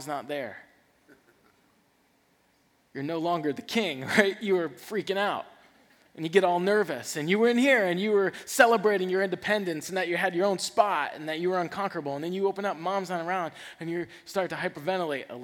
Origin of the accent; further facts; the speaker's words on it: the South, United States; I'm from the South